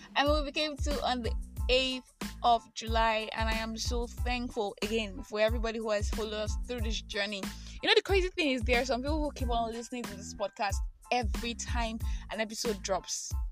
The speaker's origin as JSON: {"language": "English", "country": "Nigeria", "said": "I am that Nigerian Christian alcoholic"}